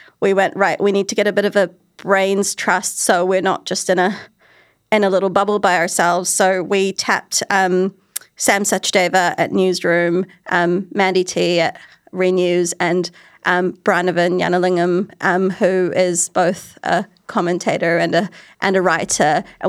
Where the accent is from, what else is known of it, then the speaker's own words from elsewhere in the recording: New Zealand; A few years ago, I did a piece on being a Kiwi Asian woman in these industries